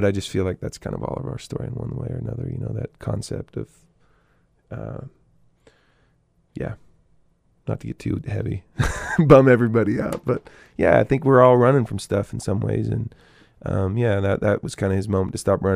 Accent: Eugene, Oregon, United States; moved away as an adult; also born or lived in Chico, California; I grew up in Eugene, Oregon to these hippie parents

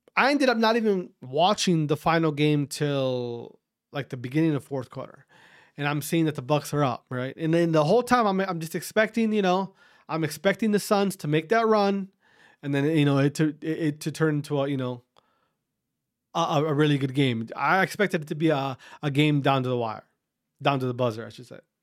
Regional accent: Wisconsin, United States; I'm from Wisconsin

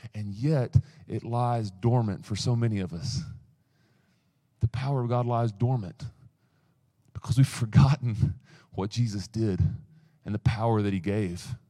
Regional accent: East Tennessee, United States; I come from East Tennessee

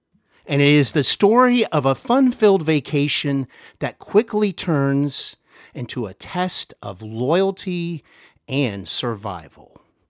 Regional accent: Cincinnati, Ohio, United States; I'm here in my hometown of Cincinnati, Ohio.

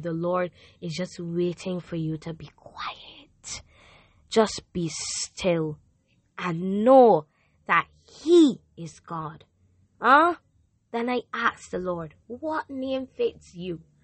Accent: Barbados; I am from Barbados

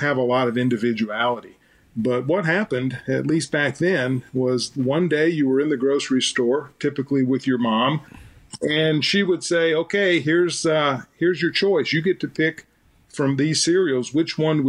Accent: Leland, Mississippi, United States; moved away as an adult; now in Minneapolis, United States; I grew up in Leland

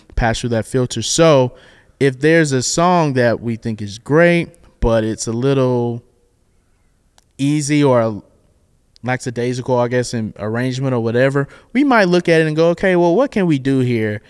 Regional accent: the South, United States; I'm black and I'm from the South

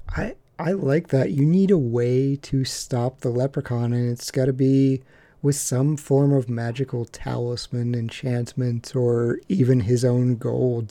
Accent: West Virginia, United States; I grew up in West Virginia

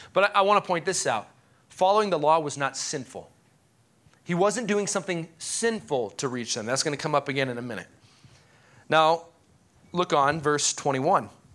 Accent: United States; as an American

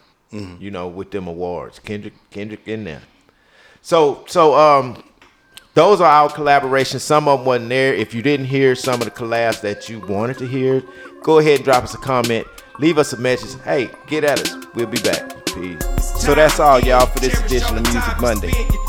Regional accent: Texas, United States; I'm from Texas.

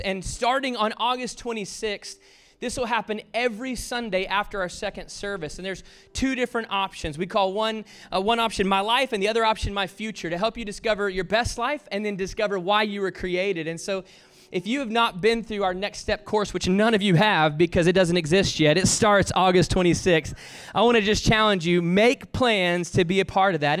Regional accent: the South, United States; I was raised in the South

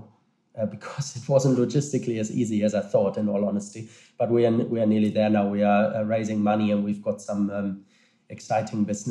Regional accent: Germany; now in Liverpool, United Kingdom; my home country, Germany

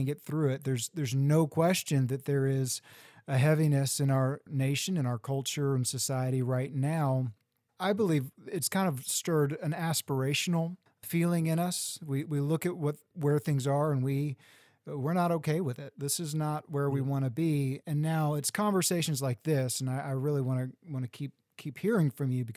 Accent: Central Texas, United States; moved away; also born or lived in Washington, D.C.; I grew up in Central Texas

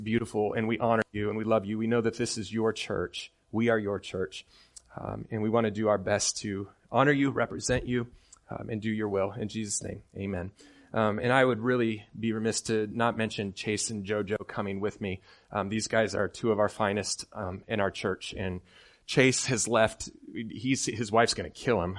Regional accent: Midland, Michigan, United States; moved away; I'm from Midland, Michigan

